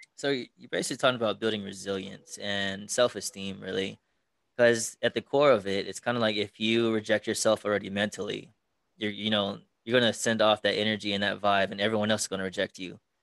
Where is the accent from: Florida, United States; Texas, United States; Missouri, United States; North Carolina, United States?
Texas, United States; moved away as an adult; now in Las Vegas, United States; my original hometown is Texas